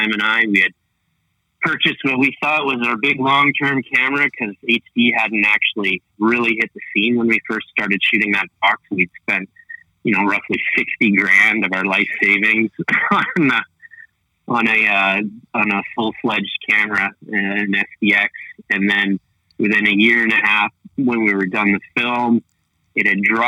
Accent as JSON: {"language": "English", "country": "Canada", "said": "I'm a Canadian director and writer and cinematographer."}